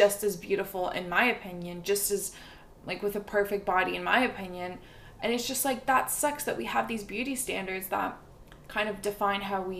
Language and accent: English; Montreal, Quebec, Canada; born there; as much as I love McGill and I love Montreal because I was born in Montreal, and I can't take Montreal citizenship